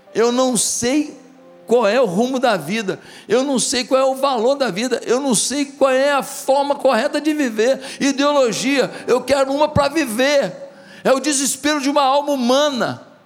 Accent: Marechal Hermes, Rio de Janeiro, Brazil; Quando eu era pequeno, lá em Marechal Hermes, do lado da igreja

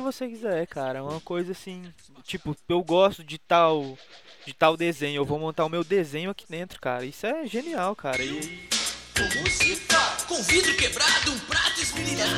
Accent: Minas Gerais, Brazil; eu sou mineiro

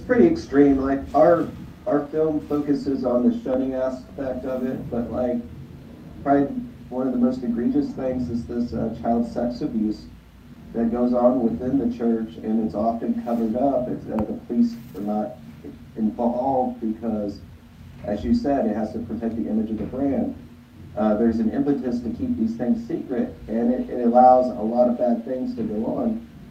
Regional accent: St. Louis, Missouri, United States; growing up in St. Louis as a musician

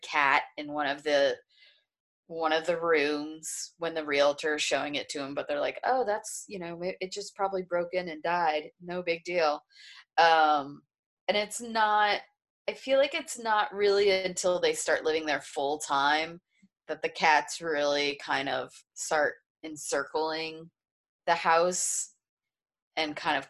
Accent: Florida, United States; I grew up in Florida

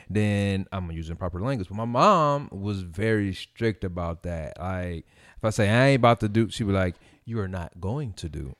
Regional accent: Gary, Indiana, United States; also born or lived in Merrillville; I came from Gary, and then, which was predominantly black.

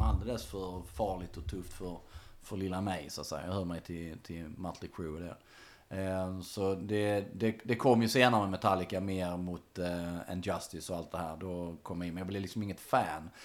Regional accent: Munka-Ljungby, Skåne, Sweden; i lilla Munka Ljungby där jag växte upp

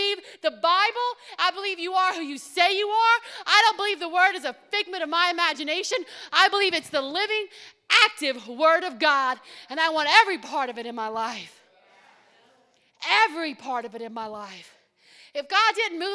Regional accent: Cajun French, Louisiana, United States; we're all Cajun French

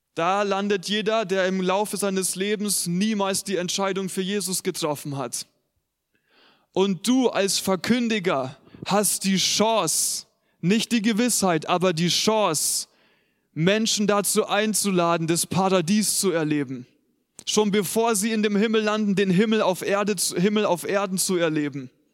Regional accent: Germany; Wir als Deutsche

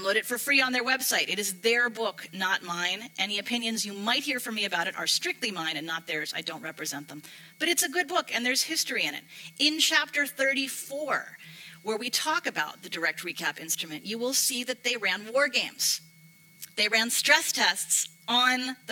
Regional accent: United States; accent: American; moved away as an adult; now in Europe; you can hear from my accent. I'm American

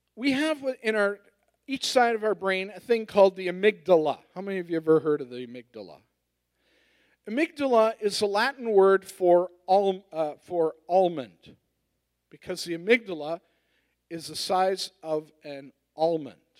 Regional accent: Edmonton, Alberta, Canada; I'm from Edmonton

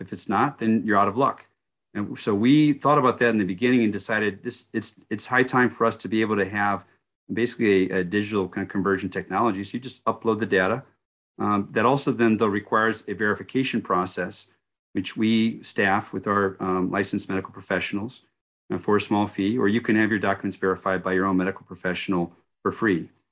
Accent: United States; as an American citizen and one who worked hard for our country for thirty years overseas

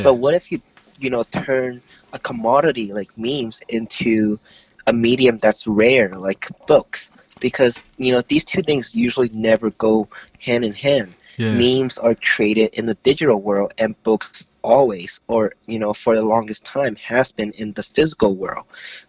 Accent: Hong Kong; also born or lived in Florida / Oklahoma / New York; now in Toronto, Canada; I lived around Florida, Oklahoma, New York, but I was originally from Hong Kong.

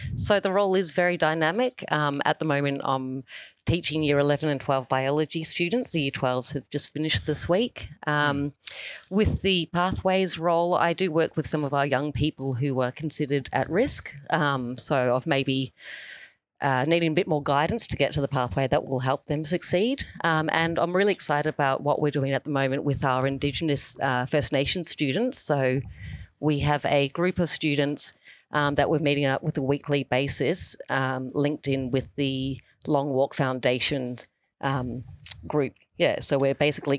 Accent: New Zealand; now in Australia; I grew up in New Zealand

